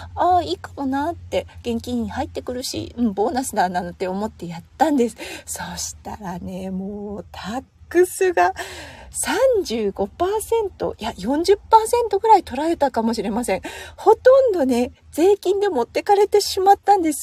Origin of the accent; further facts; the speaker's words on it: Tohoku, Japan; now in Australia; 東北出身なので、あまり台風が身近に子供の頃はなかったんですよね。